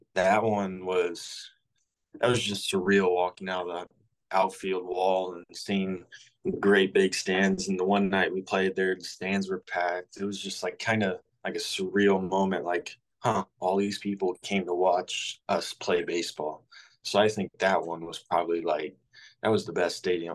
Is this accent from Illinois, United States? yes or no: yes; Southern Illinois, United States; growing up in Southern Illinois, I have lived and breathed the Cardinals ever since I was born.